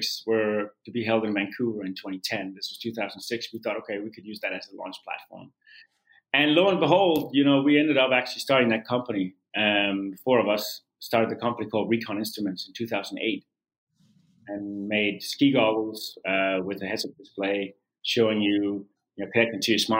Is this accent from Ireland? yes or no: no; Denmark; moved away; I started out as a competitive swimmer in my home country of Denmark